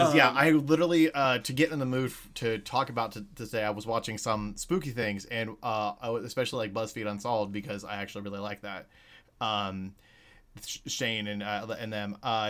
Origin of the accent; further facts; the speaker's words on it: Ohio, United States; we're both from Ohio